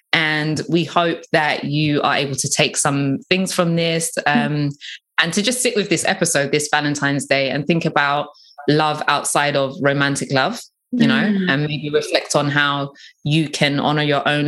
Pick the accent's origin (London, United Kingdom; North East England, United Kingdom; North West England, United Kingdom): London, United Kingdom; we grew up in South London and it's fast